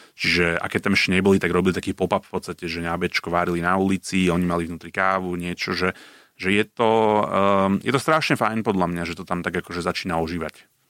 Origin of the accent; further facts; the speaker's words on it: Bratislava, Bratislava Region, Slovakia; ja ako Bratislavčan